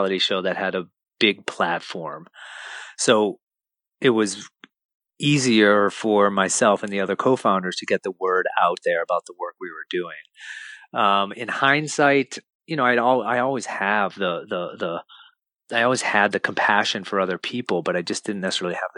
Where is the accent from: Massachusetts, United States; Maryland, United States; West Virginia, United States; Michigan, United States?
Massachusetts, United States; Lexington; as a family growing up in Lexington, Massachusetts.